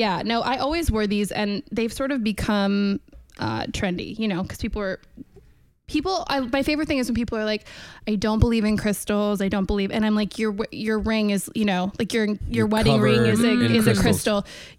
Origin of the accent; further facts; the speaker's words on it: Oregon, United States; also born or lived in California; Yeah, Oregon. I was born in California, Northern California, but we only lived there for probably less than a year.